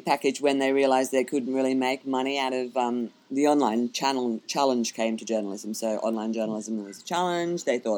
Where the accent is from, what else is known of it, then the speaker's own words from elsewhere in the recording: Brisbane, Queensland, Australia; moved away as an adult; also born or lived in England; now in Airlie Beach, Australia; No, I'm from Brisbane. I was born and bred in Brisbane.